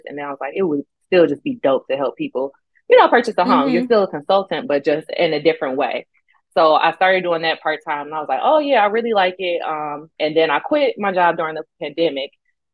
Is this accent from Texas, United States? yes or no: no; Southfield, Michigan, United States; also born or lived in Detroit, Michigan / New York; I did grow up in Southfield too